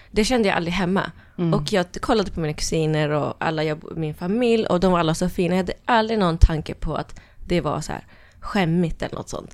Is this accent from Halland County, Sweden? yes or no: no; Norrköping, Östergötland, Sweden; moved away as an adult; also born or lived in Norway / London; jag växte upp i Norrköping.